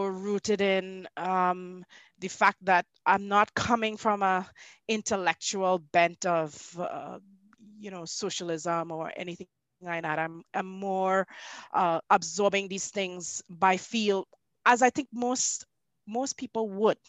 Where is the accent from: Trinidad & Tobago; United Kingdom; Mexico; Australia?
Trinidad & Tobago; also born or lived in Canada; I grew up, even though I was born in Canada, I grew up in the Twin Islands state of Trinidad and Tobago.